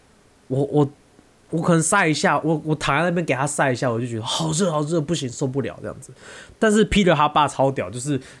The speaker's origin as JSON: {"language": "Chinese", "country": "Taiwan", "said": "美国人去海边跟去游泳池的习惯跟我们台湾人非非常不一样。"}